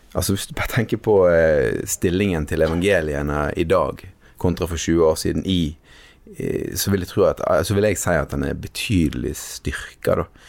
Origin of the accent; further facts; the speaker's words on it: Western Norway, Norway; jeg har vokst opp eh, på Vestlandet, her vi sitter nå